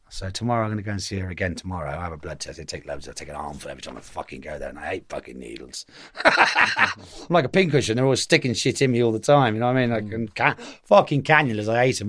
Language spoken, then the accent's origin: English; Reigate, South East England, United Kingdom; I'm from Reigate